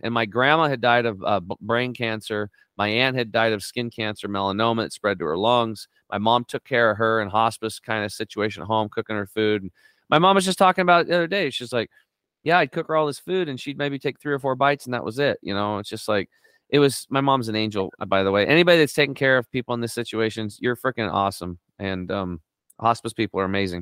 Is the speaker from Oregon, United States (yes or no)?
yes; Northeastern Oregon, United States; I grew up on Eastern Oregon, uh, Northeastern Oregon on a s, a small cattle and hay farm